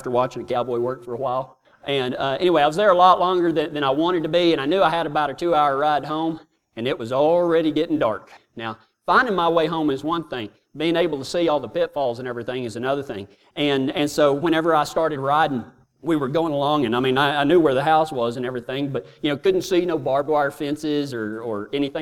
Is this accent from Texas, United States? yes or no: yes; Texas, United States; I'm from Texas